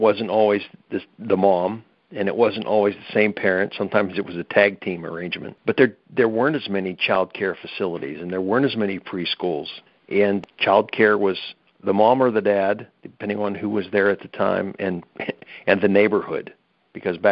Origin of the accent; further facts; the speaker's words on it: Pennsylvania, United States; we're from Pennsylvania